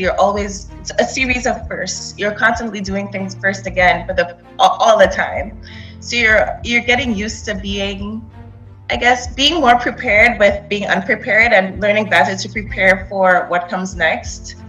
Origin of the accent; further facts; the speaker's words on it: Trinidad & Tobago; I grew up in Trinidad.